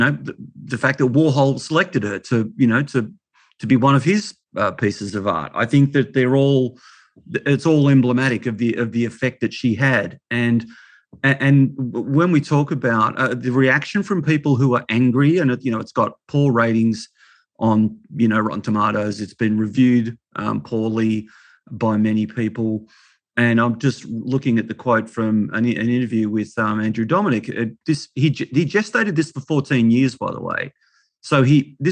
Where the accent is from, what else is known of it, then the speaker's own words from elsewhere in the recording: Melbourne, Victoria, Australia; as a kid growing up in Melbourne, I was born in 63